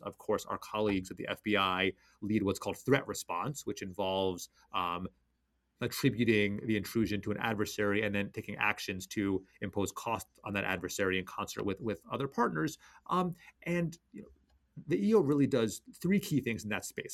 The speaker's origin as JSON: {"language": "English", "town": "Washington", "region": "District of Columbia", "country": "United States", "tie": "born or raised there", "said": "my hometown Wizards"}